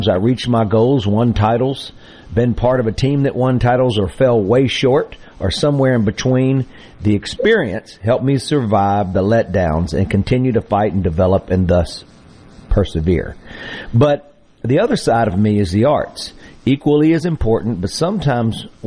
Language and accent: English; Mississippi, United States; my hometown